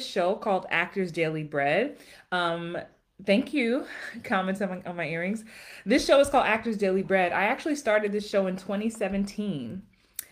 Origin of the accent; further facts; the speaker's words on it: Jamaica; I am Jamaican also